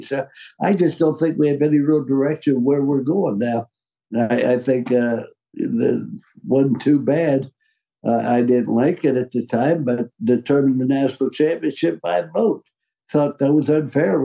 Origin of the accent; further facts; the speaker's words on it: Ohio, United States; also born or lived in West Virginia; I was raised in Ohio